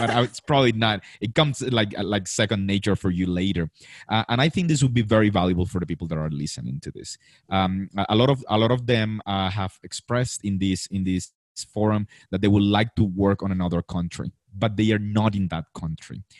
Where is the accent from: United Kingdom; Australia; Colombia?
Colombia; i came back to colombia